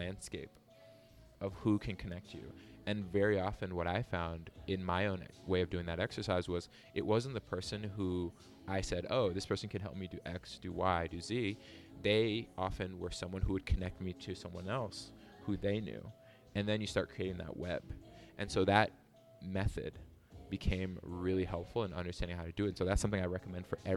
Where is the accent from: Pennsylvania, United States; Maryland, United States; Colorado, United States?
Maryland, United States; Beltsville; moved away as an adult; also born or lived in Guangzhou, China; I grew up in the Washington, D.C. area, specifically a small town in PG County called Beltsville.